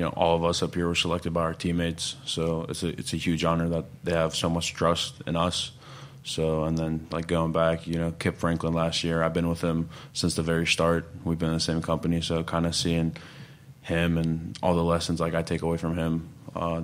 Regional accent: Kosovo; now in United States; I was born in Kosovo, Eastern Europe

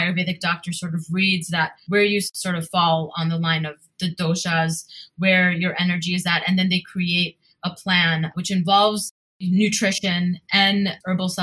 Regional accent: New Jersey, United States; moved away as an adult; also born or lived in New York; now in Mumbai, India; although I was born in New York and raised in New Jersey

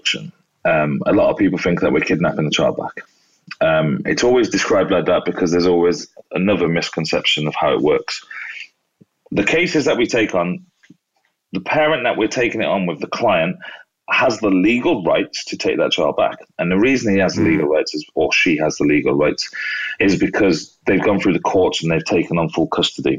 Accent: United Kingdom; being British

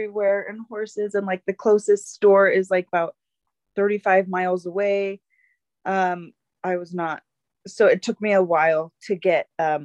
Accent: Bountiful, Utah, United States; moved away as an adult; also born or lived in Alaska; But I was raised in Utah, in Bountiful, Utah

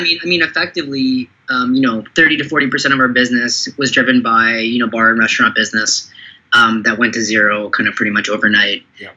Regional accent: Toronto, Ontario, Canada; I was born in Canada or, or Toronto, but you know my background's uh, you know Sri Lankan

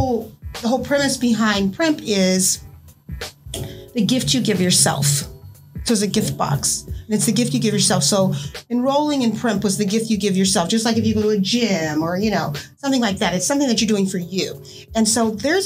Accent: California, United States; I'm from California

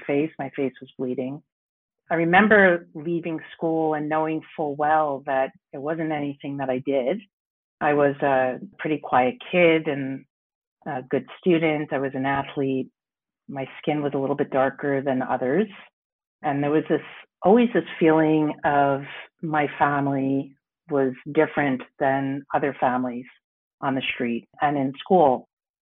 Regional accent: New York, United States; moved away as an adult; now in Montreal, Canada; I grew up in New York in a predominantly white neighborhood

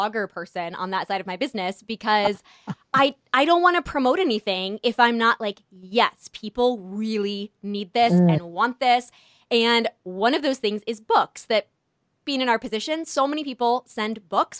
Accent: California, United States; moved away; I grew up in California my whole life

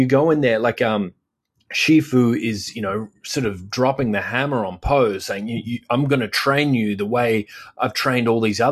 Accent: Australia

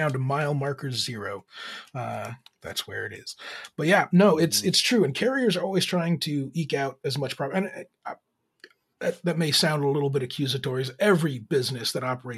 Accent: Laredo, Texas, United States; I'm actually from Laredo, Texas

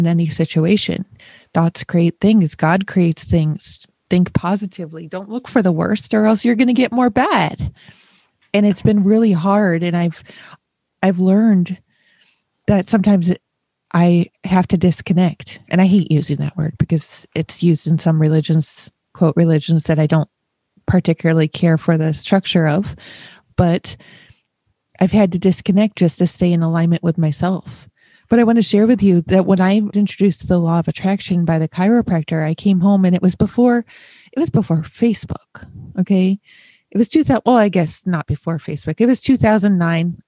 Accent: Buffalo, Rochester area, Western New York, United States; moved away as an adult; also born or lived in Chicago; now in Ohio, United States; I was born and raised in Western New York. Not New York, New York, Buffalo, Rochester area.

